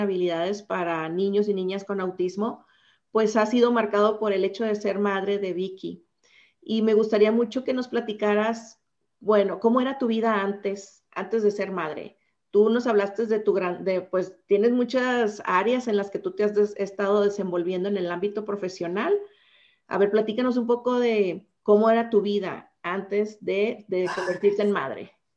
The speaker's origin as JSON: {"language": "Spanish", "town": "Los Mochis", "region": "Sinaloa", "country": "Mexico", "tie": "born or raised there", "said": "yo soy originaria de Los Mochis"}